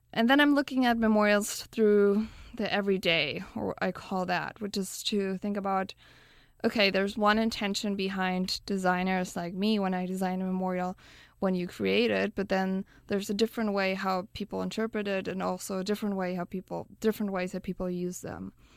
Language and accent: English; Berlin, Germany; moved away; I grew up in Berlin